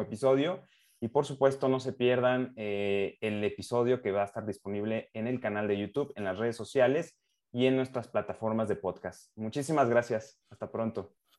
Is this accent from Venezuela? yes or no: no; Mexico; como mexicano